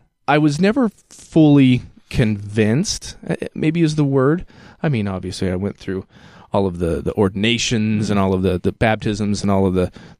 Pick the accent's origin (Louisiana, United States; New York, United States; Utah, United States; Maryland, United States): Utah, United States; also born or lived in Ventura County, California; I grew up in Utah County.